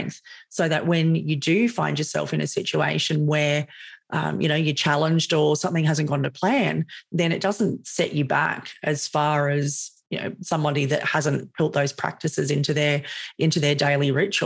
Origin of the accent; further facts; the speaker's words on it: Sydney, New South Wales, Australia; You can probably hear that I'm Australian. I live in Sydney, born and raised in Sydney.